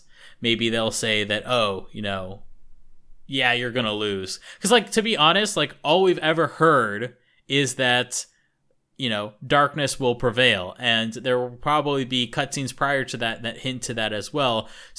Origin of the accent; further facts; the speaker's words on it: United States; we're stinky Americans.